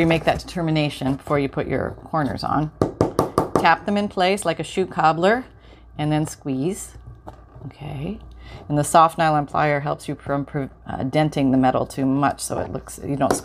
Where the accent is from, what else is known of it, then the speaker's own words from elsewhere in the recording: Canada; My parents had shoe stores. Yeah, a couple of shoe stores growing up in Canada.